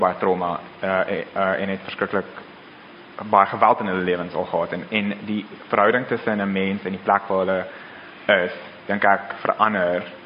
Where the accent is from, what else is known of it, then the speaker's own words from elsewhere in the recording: Pretoria, Gauteng, South Africa; Ek kom van Pretoria af, so ek ken die stad baie goed